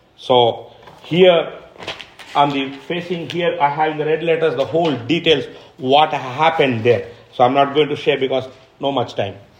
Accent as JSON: {"language": "English", "country": "India", "said": "I'm an Indian"}